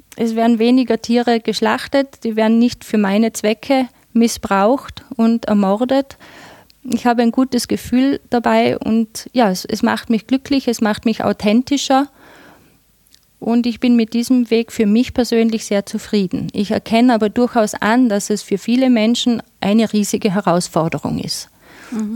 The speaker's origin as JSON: {"language": "German", "region": "Tyrol", "country": "Austria", "said": "bei uns in Tirol"}